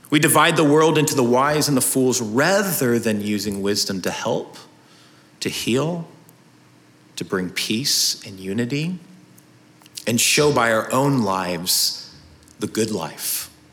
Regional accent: United States; us as American citizens

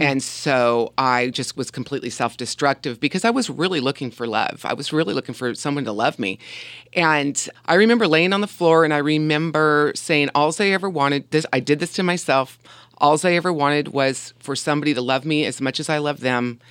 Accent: Huntington Beach, California, United States; also born or lived in Covina, California; I was born in Covina, California, and we moved to Huntington Beach when I was five years old

